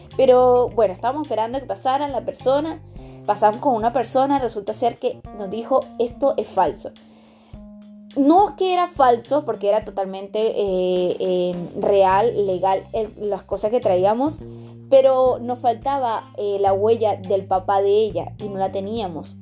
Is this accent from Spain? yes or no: no; Venezuela; moved away as an adult; now in Talca, Chile; Soy venezolana, vivo en Chile, en Talquita